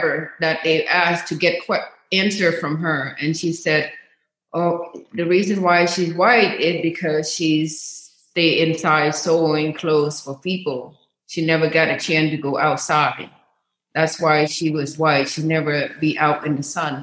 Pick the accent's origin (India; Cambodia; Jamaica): Cambodia; now in United States; I was from, was born and raised in Cambodia, and the capital of Cambodia is called Phnom Penh